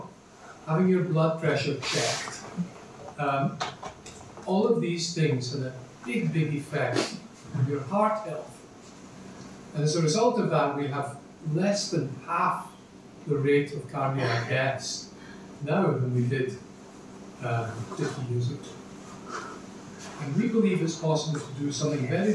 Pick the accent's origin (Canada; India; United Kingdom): United Kingdom; Glasgow, Scotland; now in Dublin, Ireland; when I was growing up in Glasgow in the 50s as a young boy and 60s